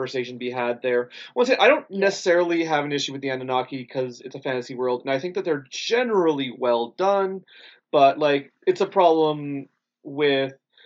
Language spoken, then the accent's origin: English; Canada; does identify me as a citizen of the Métis Nations here in Canada